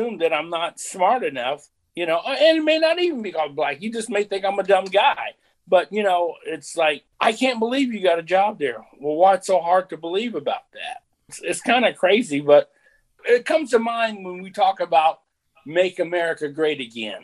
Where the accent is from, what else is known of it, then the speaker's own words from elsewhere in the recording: Lafayette, United States; growing up in Lafayette